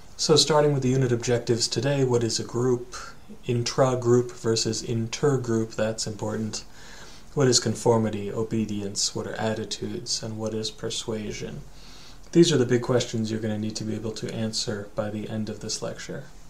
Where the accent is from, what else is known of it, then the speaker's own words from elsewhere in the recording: United States; also born or lived in Japan; you and I, we're Americans